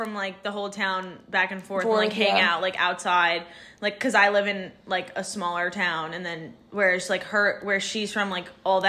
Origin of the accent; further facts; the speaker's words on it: New Jersey, United States; Yes, but we're from New Jersey.